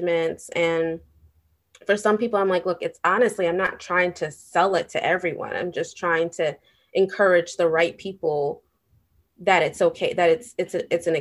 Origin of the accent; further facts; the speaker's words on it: New York City, New York, United States; as a New Yorker